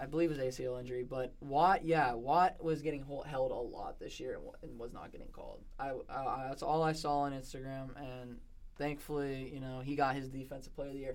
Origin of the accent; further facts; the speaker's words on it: Pittsburgh, Pennsylvania, United States; we're two from Pittsburgh. You know, like in the area, somewhat in the area